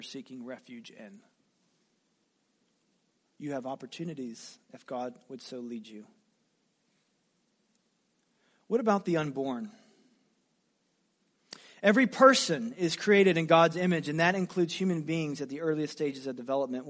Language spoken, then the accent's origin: English; United States; as an American.